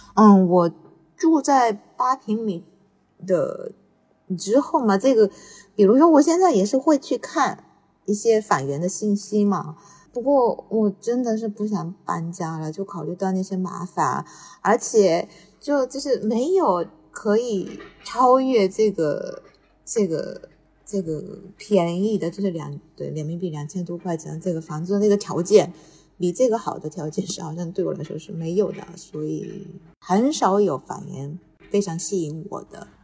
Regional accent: Tokyo, Japan; 小时候是在，那个也是在东京长大的嘛，就比较习惯这个氛围

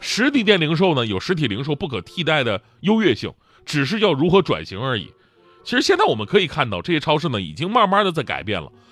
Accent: Changchun, Jilin, China; 我老家吉林长春那边

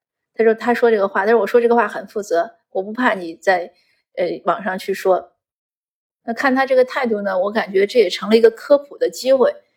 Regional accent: Saibei, China; moved away as an adult; also born or lived in northwest China / Beijing / Canada; 可能我一直在北方生活，从小在塞北长大，又去了西北读书，然后又北漂很多年

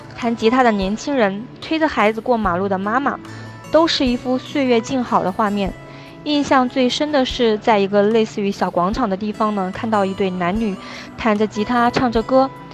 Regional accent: Shanghai, China; 我来自于中国的上海

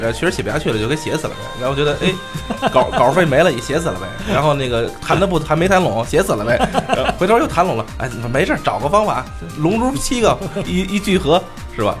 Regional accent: Beijing, China; 就是北京这边儿所有的，像我们八零后的孩子

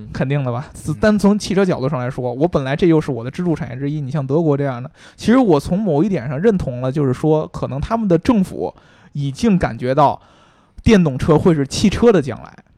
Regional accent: China; 我们中国人

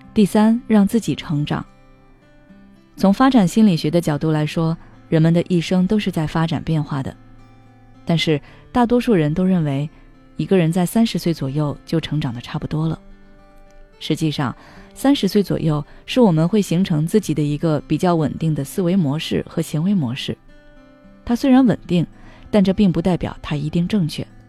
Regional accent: China; 我们中国人过圣诞

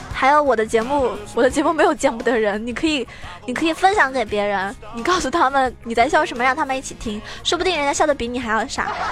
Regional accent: Zhejiang, China; 我是浙江人

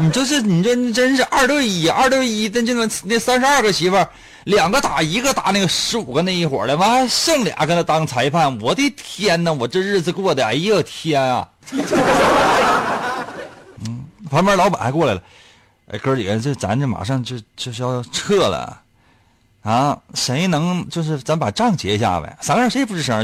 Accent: Liaoning, China; 我们辽宁这边

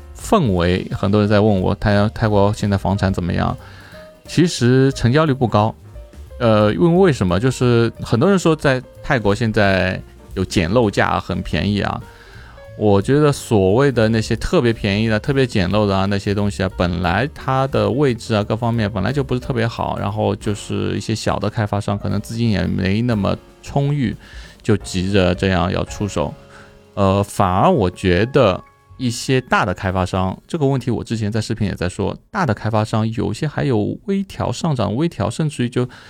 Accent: China; now in Thailand; 我们中国人来说，我中国过来

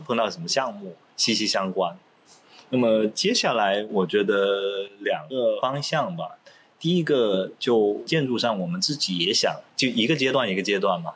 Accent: Pearl River Delta, Guangdong, China; Chinese is a second language; 我自己就是珠三角成长，而且我到了大学，我普通话都说不好，因为在广东念书，你一出学校就说粤语

